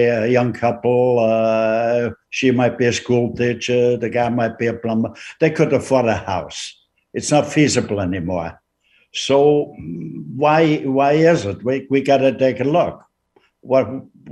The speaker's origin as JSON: {"language": "English", "country": "Austria", "tie": "born or raised there", "moved": "as an adult", "lives_now": "Canada", "said": "I was born in Austria. I was a teenager, or 10 years old"}